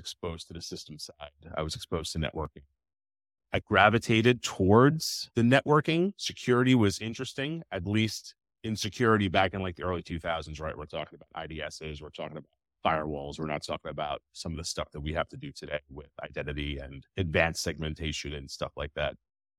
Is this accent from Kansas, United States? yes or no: no; New York, United States; so I'm like originally from New York.